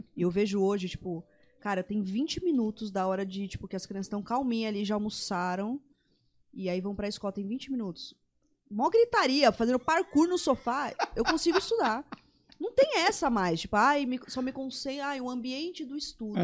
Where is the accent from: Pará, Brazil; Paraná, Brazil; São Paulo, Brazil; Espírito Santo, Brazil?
São Paulo, Brazil; moved away as an adult; now in Campo Grande, Brazil; Eu que nasci em São Paulo, vivi lá a vida inteira.